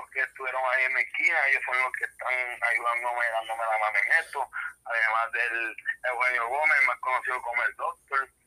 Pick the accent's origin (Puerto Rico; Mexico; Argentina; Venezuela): Puerto Rico; Trujillo Alto; venimos del área de Trujillo Alto. Como muy bien mi Mario dijo, este, me crié en, en Vistas de Río, además de Vistas de Río soy del área de San